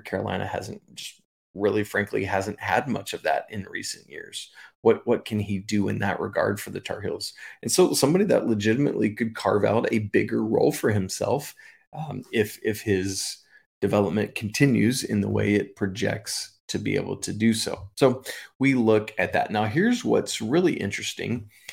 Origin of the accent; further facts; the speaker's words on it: England, United Kingdom; moved away; I was born in England